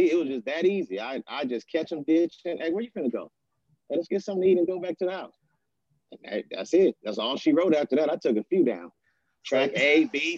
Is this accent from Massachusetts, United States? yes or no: no; Inglewood, California, United States; also born or lived in Oakland / Gardena; Inglewood is where I'm from